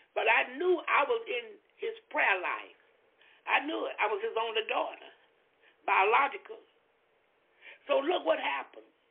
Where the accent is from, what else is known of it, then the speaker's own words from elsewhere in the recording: Florida, United States; I'm from Florida